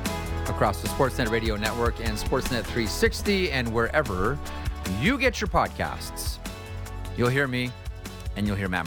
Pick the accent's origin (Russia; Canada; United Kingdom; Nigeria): Canada; I say this all as a Canadian hockey fan.